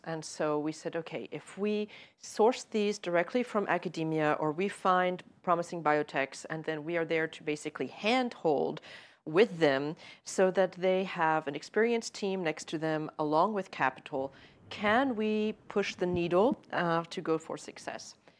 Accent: United States; I say that as an American

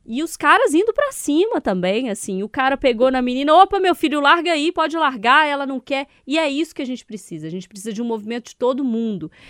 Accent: Diamantina, Minas Gerais, Brazil; Se eu for lembrar aqui da minha juventude, carnaval em Diamantina, super comum.

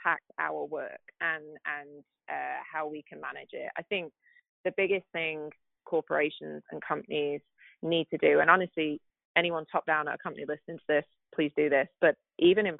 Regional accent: the north of England, United Kingdom; now in United States; I'm from England. Yep. the north, so I don't speak the Queen's English

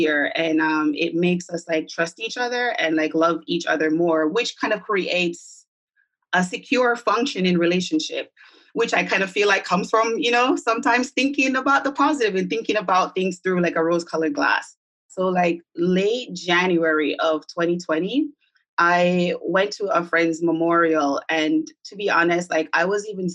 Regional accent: Jamaica; now in New York, United States; I'm from Jamaica, the diaspora of Jamaica, although I've been here for about 20 years living in New York.

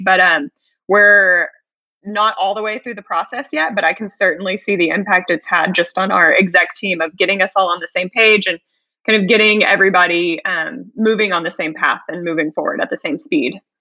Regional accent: Houston, Texas, United States; moved away as an adult; I was actually born and raised in Houston as well, the other side of Houston, the south side

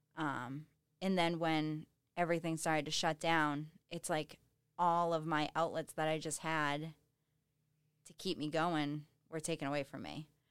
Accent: Halifax, Massachusetts, United States; moved away as an adult; now in Weymouth, United States; I'm originally from Halifax. I live in Weymouth now

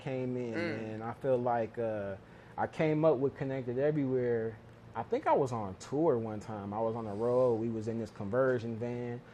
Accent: Cleveland, Ohio, United States; I'm from Cleveland

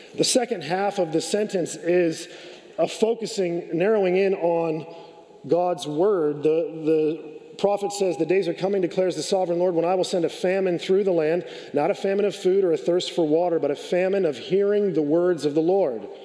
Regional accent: California, United States; I grew up in California.

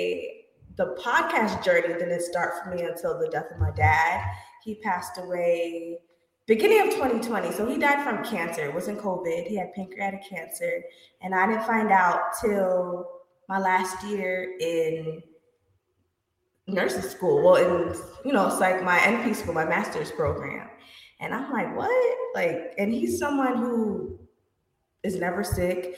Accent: Florida, United States; I was raised in Florida

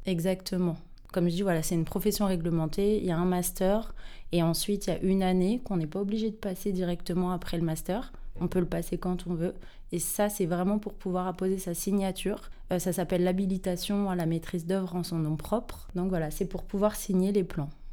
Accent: Saint-Ouen, Île-de-France, France; je viens de Saint-Ouen euh, dans le 93

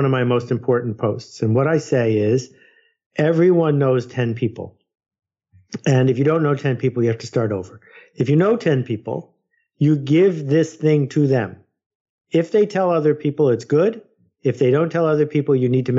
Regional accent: United States; I'm an American

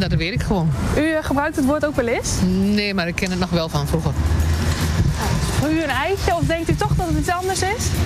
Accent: North Brabant, Netherlands; Ik kom uit Brabant, dus ik heb geen idee eigenlijk.

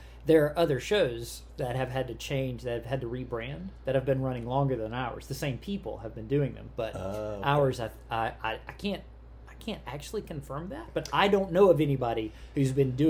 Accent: South Georgia, United States; we are both from South Georgia, just different sides of South Georgia.

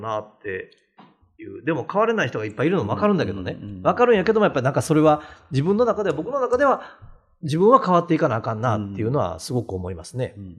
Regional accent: Awaji Island, Hyogo, Japan; 僕も淡路島の温泉旅館で育った

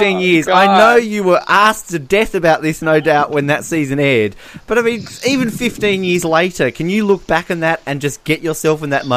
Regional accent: Australia; we're Australian, we're not American

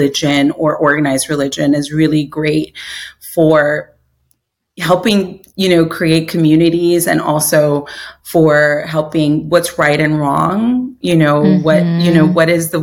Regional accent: New York City, New York, United States; I grew up in New York City, was born in Queens, and, you know, an immigrant family.

